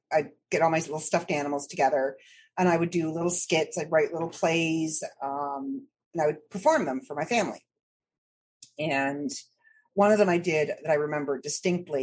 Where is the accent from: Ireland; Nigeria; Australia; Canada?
Canada; Midland, Ontario; also born or lived in Toronto / Barrie; Born and raised in Ontario